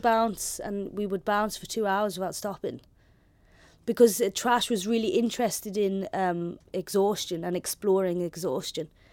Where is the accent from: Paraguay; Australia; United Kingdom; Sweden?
United Kingdom; Belfast, Northern Ireland; accent: London; also born or lived in London / Holland; first I moved from London, and I had a London accent. in a school, all girls' school on the Falls Road